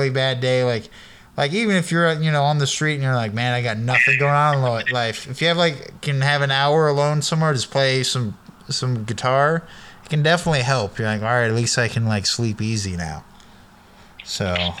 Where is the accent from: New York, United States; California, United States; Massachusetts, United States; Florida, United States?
California, United States; Sacramento; moved away as an adult; now in Eugene, United States; I'm from Sacramento in the 90s, early 2000s